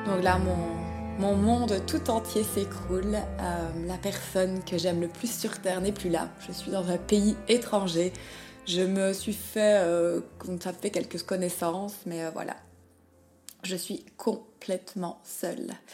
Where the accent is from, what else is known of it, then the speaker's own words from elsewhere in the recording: Liège, Wallonia, Belgium; now in Melbourne, Australia; je suis belge de Liège et je vis en Australie, à Melbourne